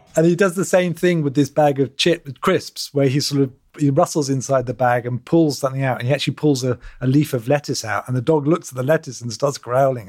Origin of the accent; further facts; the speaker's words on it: Australia; When I was, uh, learning to play cricket, as every Australian does at primary school